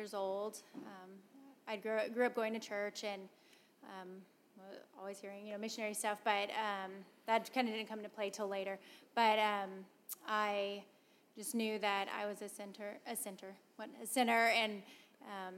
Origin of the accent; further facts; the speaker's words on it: San Antonio, Texas, United States; I grew up in San Antonio